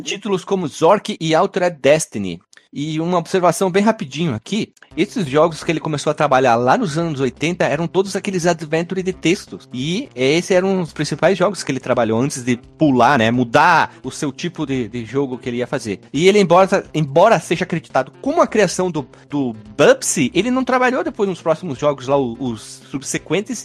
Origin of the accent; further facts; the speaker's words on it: Brazil; a gente é brasileiro